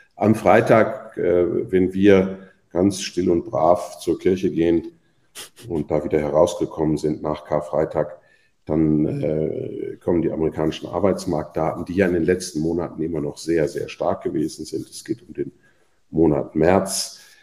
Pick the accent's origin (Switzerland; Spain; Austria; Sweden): Switzerland; bei uns in der Schweiz